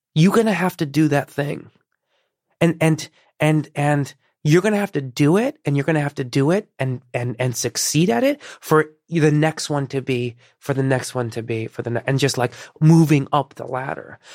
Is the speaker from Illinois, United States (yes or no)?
yes; Chicago, Illinois, United States; born or raised there; first language Persian; English is a second language; also born or lived in Iran